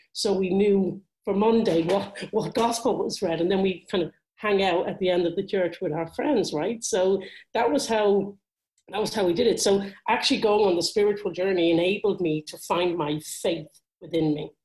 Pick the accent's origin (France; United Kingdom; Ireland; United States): Ireland; Dublin, Leinster; I grew up in Dublin, so not as embroiled in it as someone perhaps who grew up in Belfast or Derry